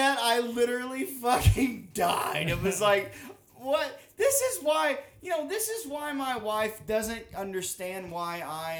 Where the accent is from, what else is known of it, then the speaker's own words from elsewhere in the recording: Arkansas, United States; moved away; Arkansas we got like a record snowfall in my hometown.